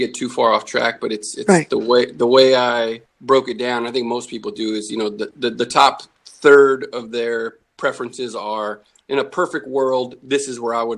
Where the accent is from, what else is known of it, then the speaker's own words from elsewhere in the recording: California, United States; also born or lived in Rochester, New York; now in Alabama, United States; I grew up in California